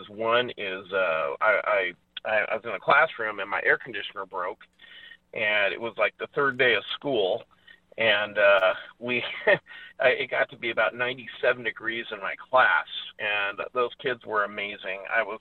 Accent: Red Bluff, California, United States; I grew up in in Red Bluff, California, and we used to compete with Death Valley.

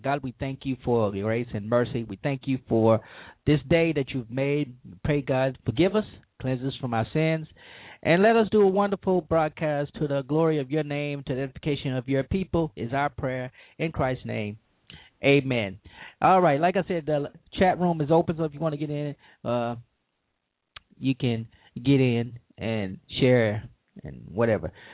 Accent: Louisiana, United States; my home state

